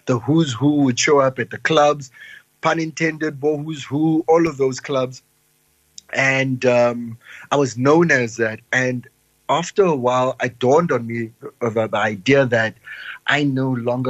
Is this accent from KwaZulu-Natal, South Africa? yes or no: no; Cape Town, Western Cape, South Africa; moved away as an adult; also born or lived in Johannesburg / Pretoria; I moved away from Cape Town because the city became either too small